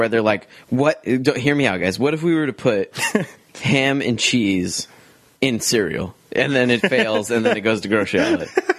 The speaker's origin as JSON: {"language": "English", "country": "United States", "said": "I'm American."}